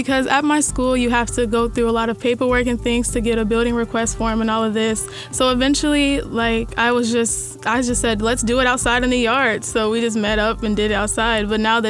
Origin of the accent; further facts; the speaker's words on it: Ohio, United States; moved away; I'm from Ohio